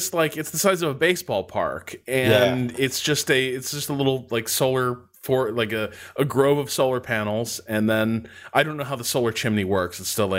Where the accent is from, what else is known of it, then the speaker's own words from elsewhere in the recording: Indiana, United States; I grew up in Northwest Indiana, so I grew up sort of surrounded by steel mills, and those are big.